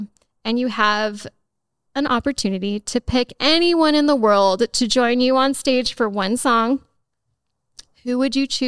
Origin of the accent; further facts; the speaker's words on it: Los Angeles, California, United States; moved away; I am from California.